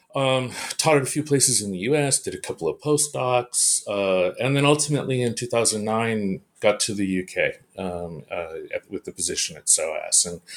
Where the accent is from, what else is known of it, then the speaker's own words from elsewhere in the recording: California, United States; Well, actually, I'm a Californian, and so everything started for me in California, in the Bay Area of California.